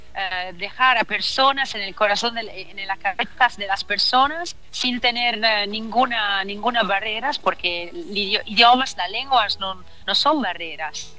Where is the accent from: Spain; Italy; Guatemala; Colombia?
Italy; Spanish is a second language; now in China; soy italiana, Marco, eh, soy italiana y yo nací en Italia